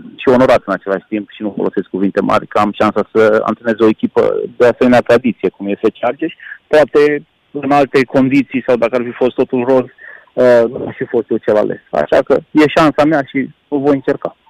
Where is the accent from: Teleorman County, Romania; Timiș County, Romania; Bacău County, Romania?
Timiș County, Romania; Timișoara; aici vorbesc ca și Timișorean, cum spun noi